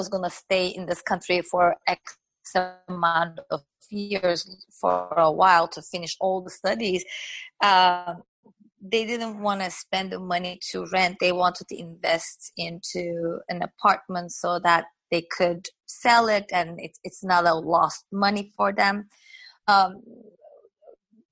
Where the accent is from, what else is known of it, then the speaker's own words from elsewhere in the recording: Turkey; English is a second language; moved away as an adult; now in United States; when I came here, I spoke French, I spoke Turkish, but I did not speak English.